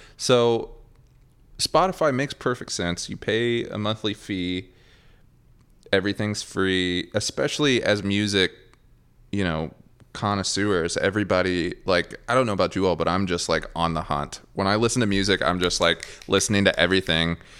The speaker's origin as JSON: {"language": "English", "town": "Ashland", "region": "Kentucky", "country": "United States", "tie": "born or raised there", "moved": "yes", "lives_now": "Nashville, United States", "said": "Ashland, Kentucky where I was born. Very, very, very small town. I'm actually from Flatwoods, Russell, which is a very small neighborhood in Ashland."}